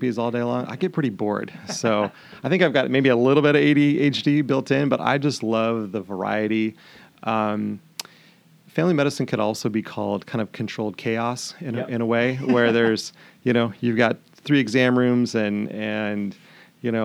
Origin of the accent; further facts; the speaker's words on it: Montana, United States; now in Stanwood, United States; I'm from Montana